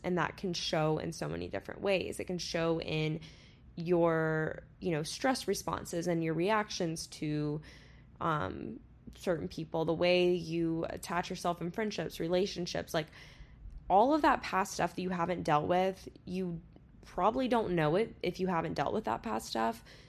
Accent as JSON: {"language": "English", "region": "Florida", "country": "United States", "tie": "born or raised there", "moved": "as an adult", "lives_now": "Texas, United States", "said": "I still say I'm going home if I'm going to Florida"}